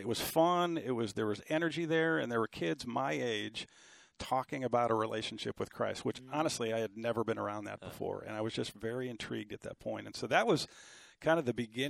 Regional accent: Cleveland, Ohio, United States; I grew up in Cleveland, Ohio, in a family of five kids

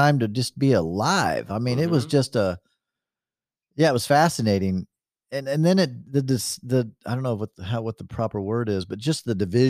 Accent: California, United States; Guys, I'm from California. I'm totally used to this.

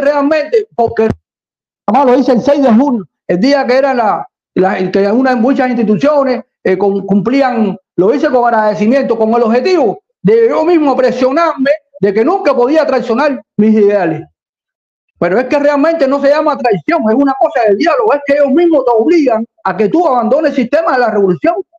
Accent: Cuba; aquí tengo mi bandera cubana porque soy un cubano.

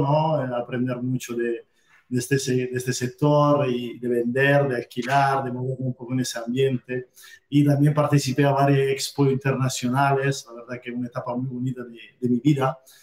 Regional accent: Italy; Spanish is a second language; moved away as an adult; now in Almería, Spain; soy italiano y bueno, llevo ya casi unos 10 años viviendo aquí en España

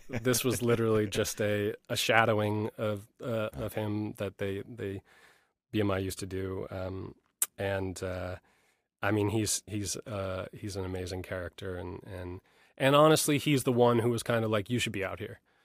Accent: New York, United States; I grew up in New York, uh, you know, a little bit north of the city

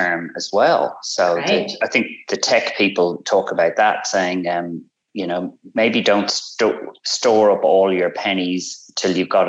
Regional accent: Ireland; moved away as an adult; now in Australia; come from Ireland as a lawyer, brought up as an Irish Catholic, and came over to Australia as a social refugee

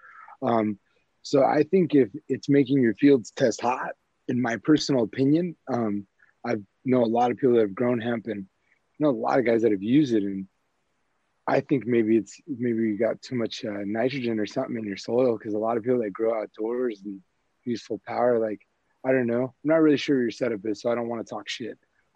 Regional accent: Southern California, United States; moved away; I grew up in SoCal

